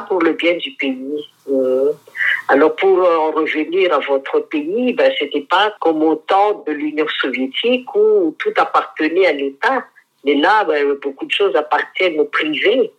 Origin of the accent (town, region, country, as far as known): Madagascar